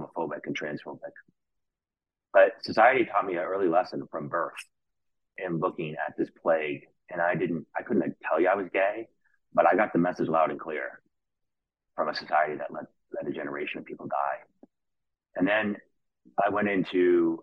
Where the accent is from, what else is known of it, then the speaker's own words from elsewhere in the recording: New York City, New York, United States; now in Los Angeles, United States; I grew up in New York City in the late